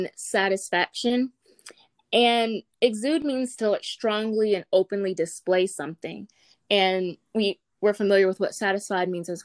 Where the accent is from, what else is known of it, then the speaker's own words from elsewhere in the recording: Greenville, North Carolina, United States; also born or lived in Charlotte, North Carolina; I am born and raised in Greenville, North Carolina